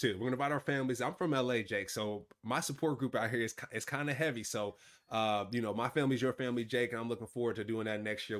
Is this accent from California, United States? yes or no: yes; California, United States; we're from California